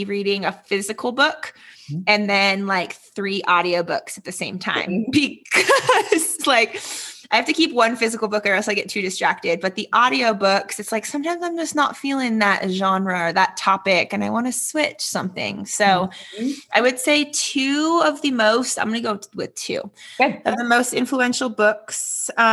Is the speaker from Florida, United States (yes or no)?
no; Redondo Beach, California, United States; now in Denver, United States; I am originally born and raised in Redondo Beach, California